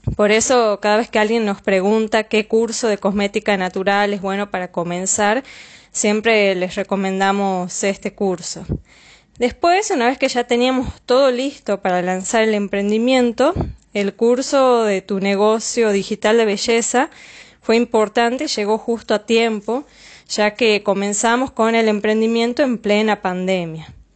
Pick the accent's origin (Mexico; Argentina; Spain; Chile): Argentina; Tucumán; soy de Tucumán